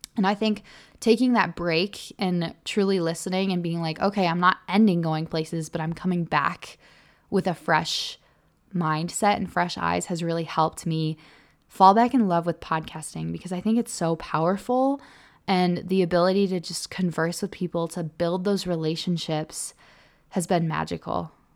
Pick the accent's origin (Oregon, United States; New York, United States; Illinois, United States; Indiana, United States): Illinois, United States; moved away as an adult; also born or lived in Green Bay, Wisconsin; now in Salt Lake City, United States; I moved home to Illinois